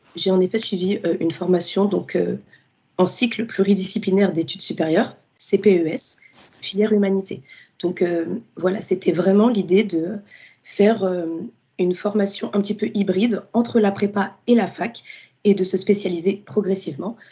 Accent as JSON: {"language": "French", "town": "Fontenay-sous-Bois", "region": "Île-de-France", "country": "France", "tie": "born or raised there", "said": "j'ai grandi euh, dans la ville de Fontenay-sous-Bois, donc c'est dans le 94."}